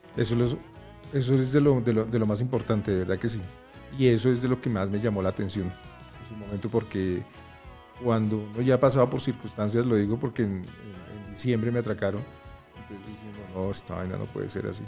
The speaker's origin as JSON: {"language": "Spanish", "country": "Colombia", "said": "Somos colombianos"}